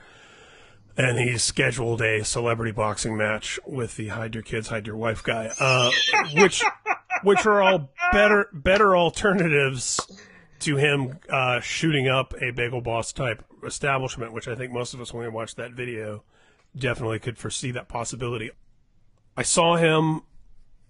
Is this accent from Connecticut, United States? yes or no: no; Indiana, United States; both of us having been born and bred in Indiana